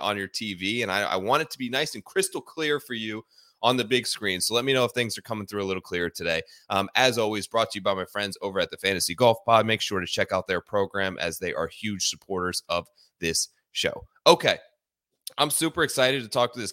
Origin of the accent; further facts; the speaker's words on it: Ohio, United States; Growing up in Ohio